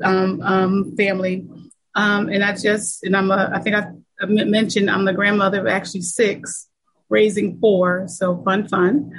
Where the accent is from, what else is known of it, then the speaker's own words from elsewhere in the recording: Lancaster, Pennsylvania, United States; I was born and raised in Lancaster, Pennsylvania